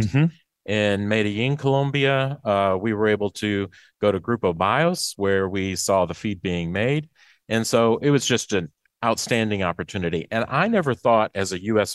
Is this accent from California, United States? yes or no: no; Macon, Mississippi, United States; I'm from Macon, Mississippi, okay. uh, East Central